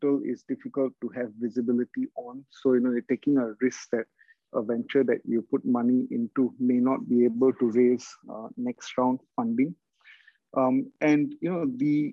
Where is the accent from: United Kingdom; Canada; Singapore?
Singapore; I'm from Southeast Asia, so Singapore